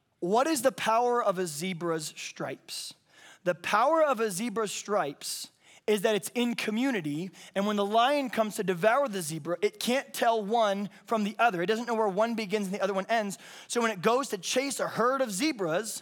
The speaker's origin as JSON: {"language": "English", "region": "the South", "country": "United States", "said": "I'm from the South"}